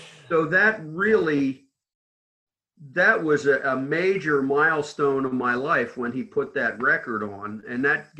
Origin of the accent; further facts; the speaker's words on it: New Jersey, United States; I grew up in South Jersey